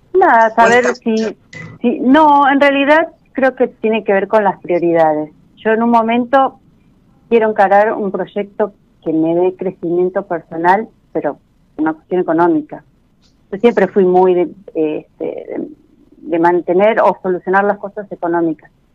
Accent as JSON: {"language": "Spanish", "town": "Florencio Varela", "region": "Buenos Aires Province", "country": "Argentina", "said": "De Florecha Varela, de Buenos Aires."}